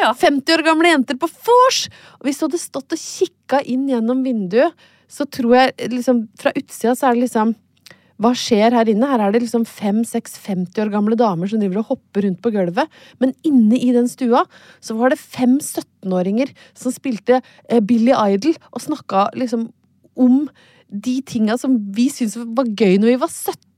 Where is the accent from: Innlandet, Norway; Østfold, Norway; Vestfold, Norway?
Innlandet, Norway; Brøttum; moved away; har jeg vært hjemme på Brøttum